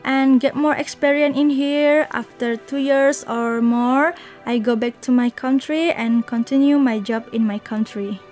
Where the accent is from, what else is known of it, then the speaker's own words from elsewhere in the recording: Bengkulu, Indonesia; moved away as an adult; now in Taiwan; I was born in a village in Bengkulu